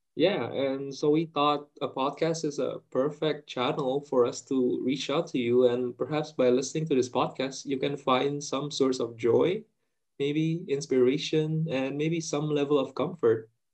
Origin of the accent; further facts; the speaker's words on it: Indonesia; I'm Indonesian